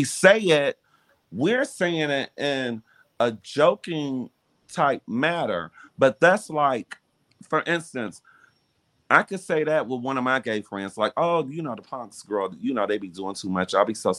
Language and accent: English; Detroit, Michigan, United States; And, you know, growing up in Detroit in the era that, in the time that I grew up, I mean, no one ever really said too much about my sexuality.